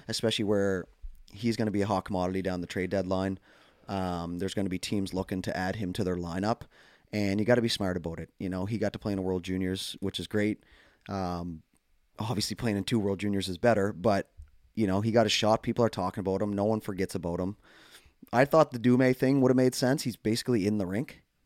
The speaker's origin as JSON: {"language": "English", "country": "Canada", "said": "as Canadian hockey fans"}